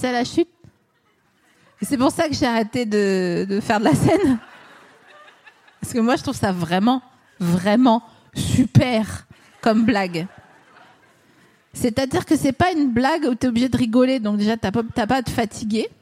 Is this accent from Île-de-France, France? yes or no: no; Vosges, Grand Est, France; moi je suis des Vosges